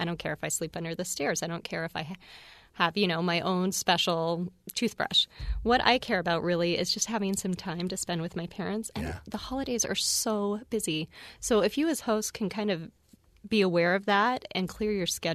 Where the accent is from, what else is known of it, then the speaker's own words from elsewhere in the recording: Arizona, United States; I grew up in Arizona